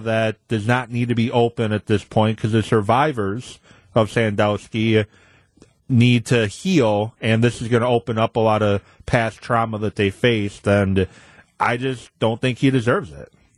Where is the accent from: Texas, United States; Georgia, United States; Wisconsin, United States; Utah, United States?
Wisconsin, United States; Madison; growing up in Madison